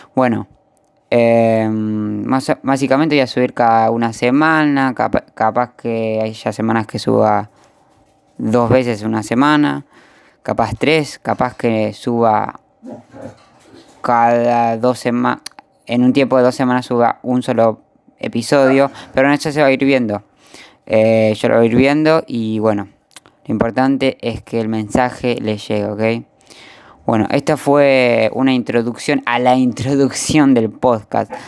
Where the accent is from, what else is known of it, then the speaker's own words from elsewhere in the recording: Buenos Aires, Argentina; soy de Argentina, de la provincia de la capital de Buenos Aires.